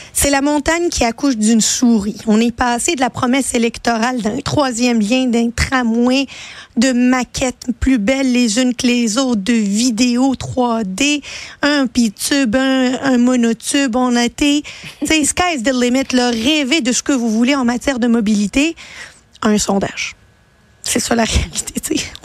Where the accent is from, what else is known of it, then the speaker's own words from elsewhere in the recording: Quebec, Canada; Je suis une fière québécoise, je m'assume euh, et je ne vais jamais m'excuser d'être une québécoise